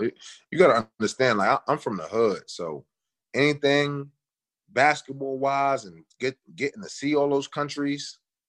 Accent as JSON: {"language": "English", "town": "New York City", "region": "New York", "country": "United States", "tie": "born or raised there", "said": "Young kid growing up in Brooklyn, Bed-Stuy, two blocks from something called 258."}